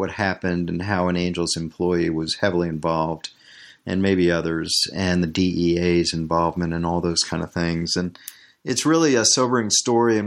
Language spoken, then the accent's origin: English; Washington, District of Columbia, United States; I grew up in Washington, D.C. without a baseball team